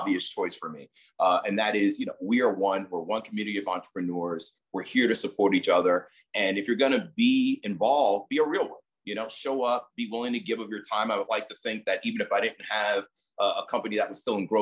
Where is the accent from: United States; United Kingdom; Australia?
United States; New York; born and raised in New York